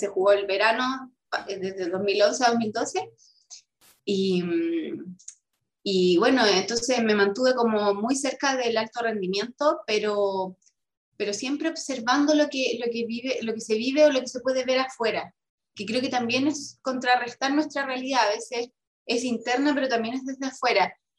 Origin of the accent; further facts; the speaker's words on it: Rengo, O'Higgins, Chile; soy renguina, nací en Rosario, en una localidad de la comuna de Rengo, en la sexta región